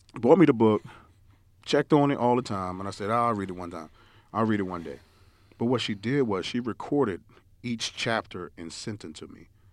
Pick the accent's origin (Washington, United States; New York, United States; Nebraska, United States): New York, United States; moved away; growing up in New York, we used to oh, my parents used to always send us down south